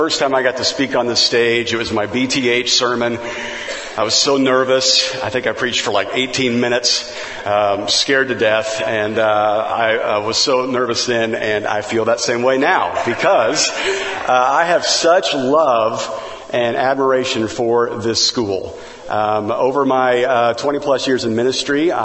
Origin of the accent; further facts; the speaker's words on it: Kansas, United States; moved away as an adult; also born or lived in Missouri / Kentucky; now in Valencia, United States; I'm from Kansas and then, you know, went to school in Missouri and then worked in Kentucky.